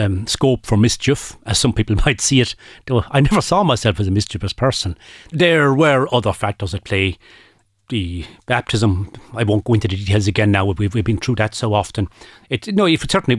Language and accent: English; Aherlow, Munster, Ireland; I grew up in Aherlow